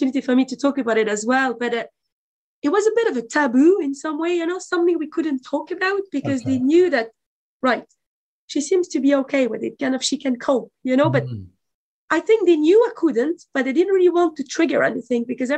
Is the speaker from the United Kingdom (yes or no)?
no; France; now in Dublin, Ireland; But my parents are from former Yugoslavia. I was born in France